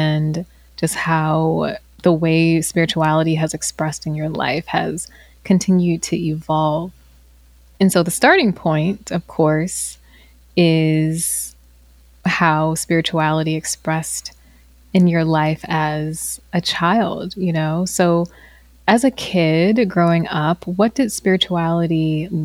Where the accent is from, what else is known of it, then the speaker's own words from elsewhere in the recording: Virginia, United States; I grew up in the South. I grew up in Virginia